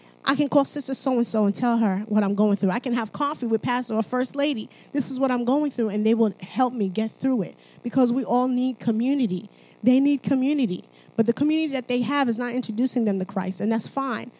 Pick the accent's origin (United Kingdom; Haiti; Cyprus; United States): Haiti; I'm from Haiti.